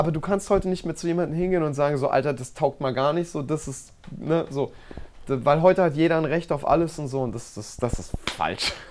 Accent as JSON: {"language": "German", "town": "Baden-Baden", "region": "Baden-Württemberg", "country": "Germany", "tie": "born or raised there", "said": "die Natur, die Menschen, ähm, ja, ein, ein, ein Wort, zwei Wörter, Baden-Baden, das ist meine"}